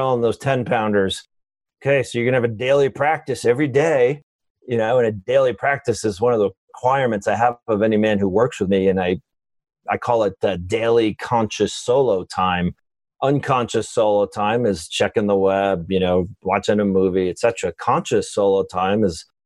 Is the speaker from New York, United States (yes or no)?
yes; Long Island, New York, United States; moved away as an adult; also born or lived in Michigan / San Francisco; I grew up in New York, Long Island